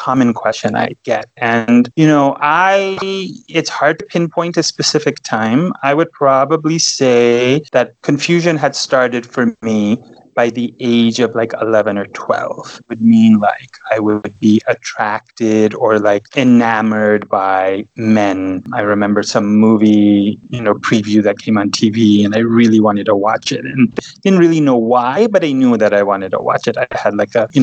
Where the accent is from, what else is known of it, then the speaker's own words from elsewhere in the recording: Los Angeles, California, United States; now in Texas, United States; I was born and raised in Los Angeles, California.